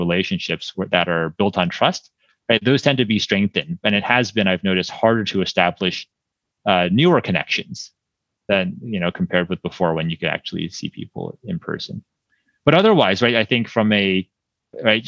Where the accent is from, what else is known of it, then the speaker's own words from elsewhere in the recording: East Coast, United States; moved away as an adult; also born or lived in California; I grew up on the East Coast, and then for college, I was deciding between, you know, some schools on the East Coast and being on the West Coast